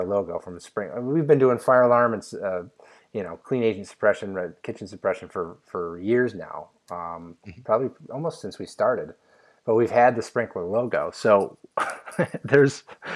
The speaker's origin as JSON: {"language": "English", "region": "upstate New York", "country": "United States", "tie": "born or raised there", "said": "growing up in New York, upstate New York, and then moving to New York City later in life"}